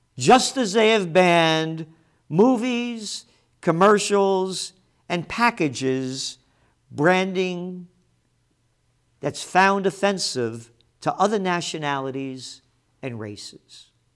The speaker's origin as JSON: {"language": "English", "town": "New York City", "region": "New York", "country": "United States", "tie": "born or raised there", "said": "a Napolitano born in the Bronx"}